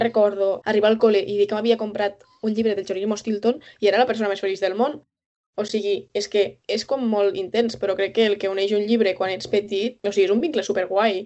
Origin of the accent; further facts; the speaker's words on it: Lleida, Catalonia, Spain; nosaltres dos, que som de Lleida